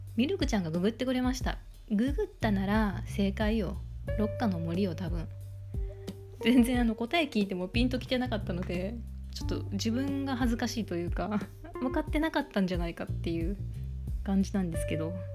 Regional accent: Kansai, Japan; 本州出身関西出身だから寒いの慣れてなくって

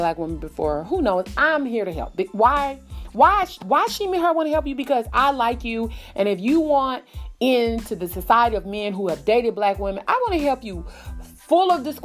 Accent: the South, United States; Now, I'm from the South

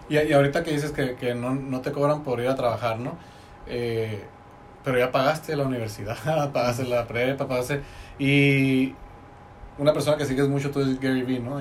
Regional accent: Tecate, Baja California, Mexico; moved away; yo soy de Tecate

